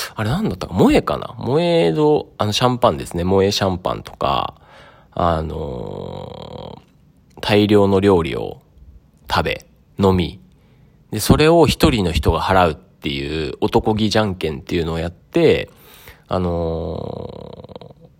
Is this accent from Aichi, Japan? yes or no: no; Sado, Niigata, Japan; 僕の実家の佐渡ヶ島